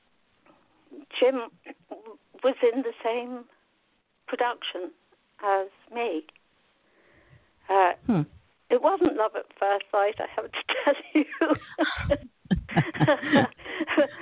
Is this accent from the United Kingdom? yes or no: yes; West Drayton, London, United Kingdom; I grew up in a little place called West Drayton